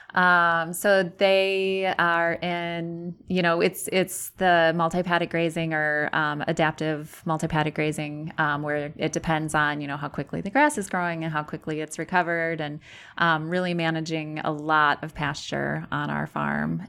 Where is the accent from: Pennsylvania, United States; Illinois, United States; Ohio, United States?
Illinois, United States; Sterling; moved away as an adult; also born or lived in Platteville, Wisconsin; now in Brodhead, United States; I grew up in Sterling, Illinois